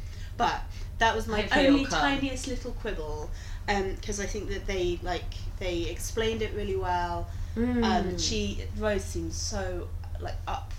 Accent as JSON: {"language": "English", "area": "Lincolnshire", "region": "East Midlands", "country": "United Kingdom", "tie": "born or raised there"}